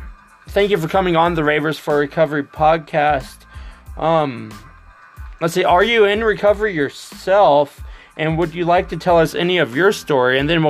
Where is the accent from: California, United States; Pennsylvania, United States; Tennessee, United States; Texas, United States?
Texas, United States; Dallas; also born or lived in Allen, Texas; I was born in 1980 at Dallas Children's Hospital.